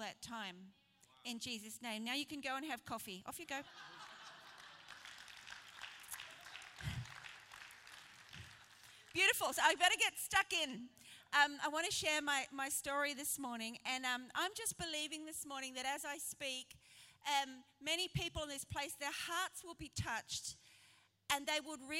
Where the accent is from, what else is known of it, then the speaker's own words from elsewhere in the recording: Brisbane, Queensland, Australia; now in Sheffield, United Kingdom; I am not British. I am from Brisbane